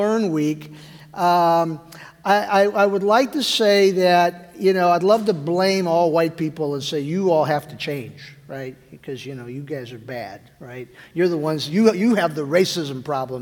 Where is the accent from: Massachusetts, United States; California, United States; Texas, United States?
Texas, United States; Weslaco; first language Spanish; English is a second language; moved away as an adult; I was born Westlaco, a little town in Texas.